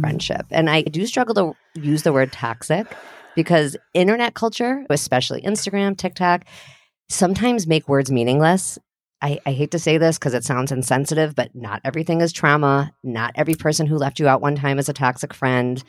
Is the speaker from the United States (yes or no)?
yes; Highland Park, Illinois, United States; I'm from Highland Park.